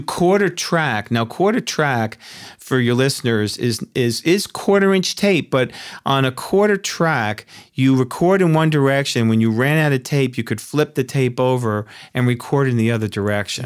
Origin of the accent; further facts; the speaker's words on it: Yonkers, New York, United States; New Yorker. uh, born and raised in Yonkers, New York